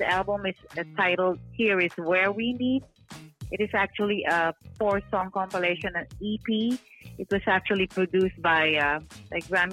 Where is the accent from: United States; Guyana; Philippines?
Philippines; moved away; I was born in the Philippines, so yeah, that's how I started my music career